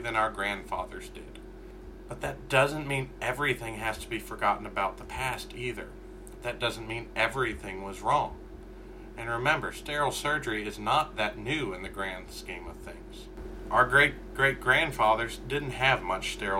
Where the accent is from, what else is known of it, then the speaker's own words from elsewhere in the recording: Kentucky, United States; I'm from Kentucky. We don't have a lot of millionaires in the state